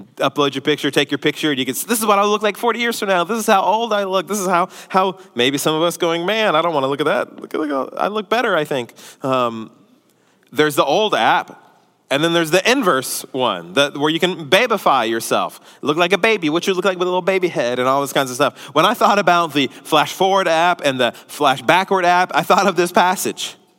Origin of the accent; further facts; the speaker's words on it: Houston, Texas, United States; we're from Houston